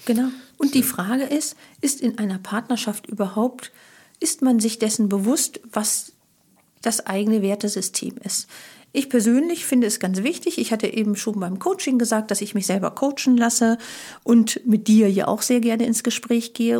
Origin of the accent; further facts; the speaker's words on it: Germany; als Deutsche